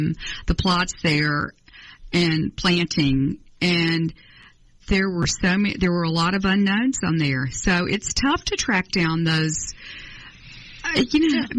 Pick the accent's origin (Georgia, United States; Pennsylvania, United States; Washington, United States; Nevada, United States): Georgia, United States; Atlanta; I grew up in Atlanta. That brings back a childhood memory of the 50s in Atlanta.